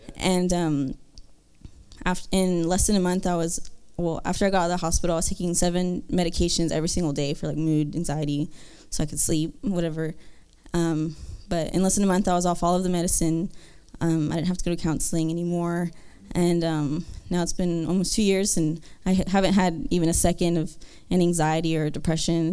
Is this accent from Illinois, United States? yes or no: no; Kyle, Texas, United States; I'm from Texas um, in, in Kyle